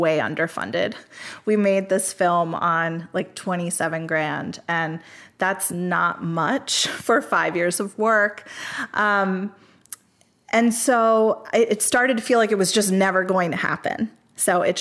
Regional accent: Coatesville, Pennsylvania, United States; my hometown, Coatesville, Pennsylvania

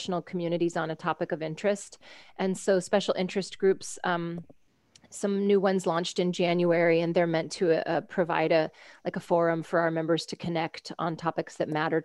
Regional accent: United States; I'm an American

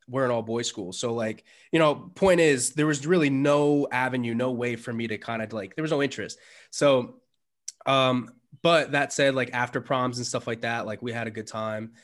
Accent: New York City, New York, United States; I was born in the Bronx.

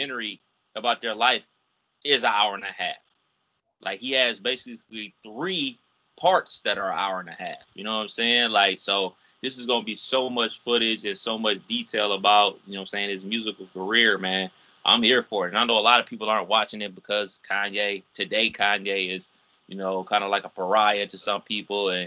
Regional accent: Cleveland, Ohio, United States; my hometown of Cleveland, Ohio.

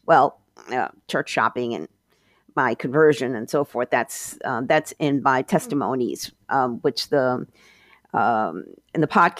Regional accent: New York, United States; moved away; also born or lived in Miami; I used to be a Catholic, and I used to be a progressive, but I also was a Democrat. I grew up in New York

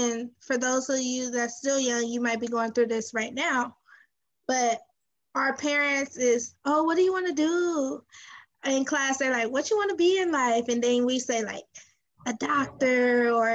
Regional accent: Los Angeles, California, United States; I'm from South Central

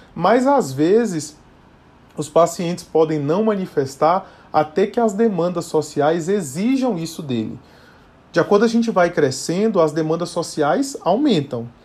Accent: Bahia, Brazil; now in São Paulo, Brazil; sou natural da Bahia, mas moro em São Paulo já há vários anos também

